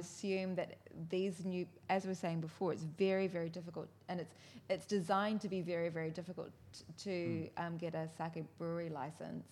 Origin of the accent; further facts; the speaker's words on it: New Zealand; now in Japan; I'm from New Zealand